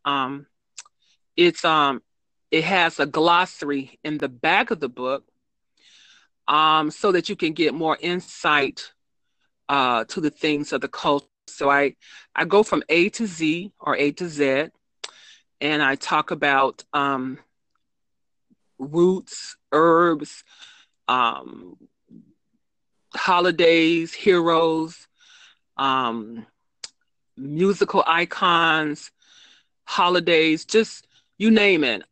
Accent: United States; I am African American myself

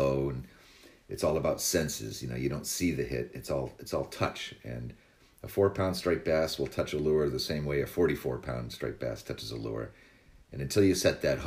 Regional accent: Barnstable, Massachusetts, United States; I started fishing my hometown of Barnstable

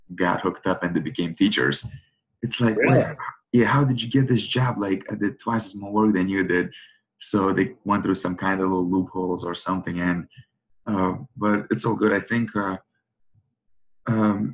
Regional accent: New York, United States; now in St. Louis, United States; I'm from New York originally

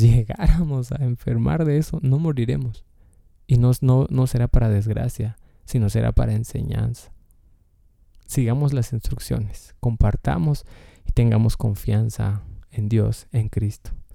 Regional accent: Guatemala; o al menos de donde yo soy, de Guatemala

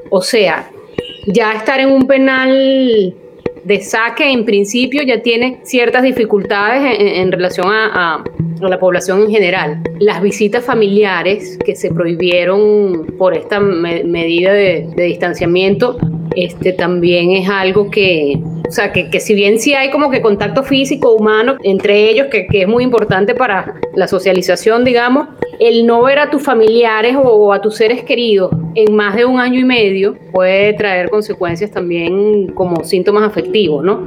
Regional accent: Venezuela; moved away as an adult; now in Peru; soy médico psiquiatra venezolana

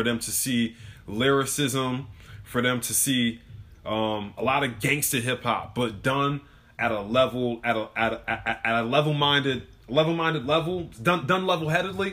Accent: New York, United States; growing up in New York

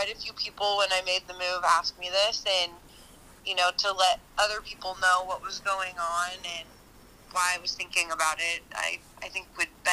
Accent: Western Washington, United States; I grew up in Western Washington.

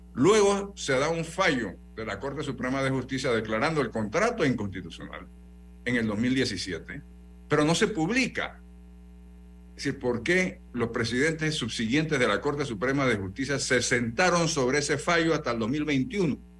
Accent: Panama; como panameño

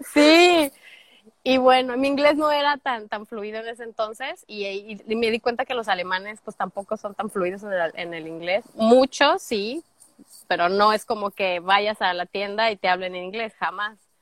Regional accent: Guadalajara, Jalisco, Mexico; moved away as an adult; also born or lived in Lagos de Moreno, Jalisco; now in United States; soy de Guadalajara, Tapatía, 50% Tapatía, 50% laguense, lagueña, alteña, no sé cómo se le diga, de los Altos de Jalisco por parte de mi mamá. Tengo ya en Estados Unidos, este junio sería nueve años ya

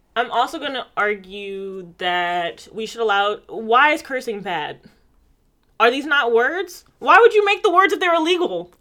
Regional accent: United States; I'm American

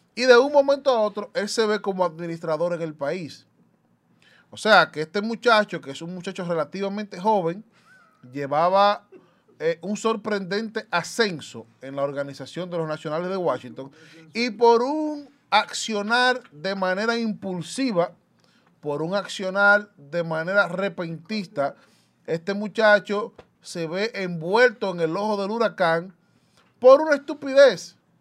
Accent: Dominican Republic; los dominicanos y dominicanas, en su gran mayoría, no tomamos, y me incluyo

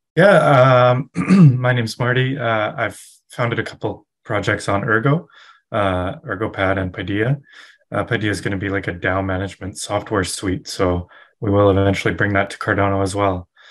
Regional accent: west coast of Canada, Canada; I'm also from Canada, mm-hmm. uh, west coast of Canada.

